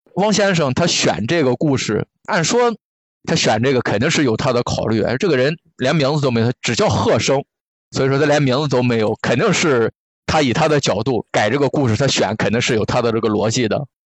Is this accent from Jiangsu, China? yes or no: no; Qingdao, Shandong, China; 我家就是青岛的嘛，小的时候我妈妈单位组织春游